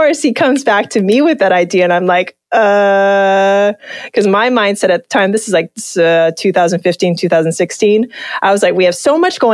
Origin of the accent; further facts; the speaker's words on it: Hawaii, United States; Just being from Hawaii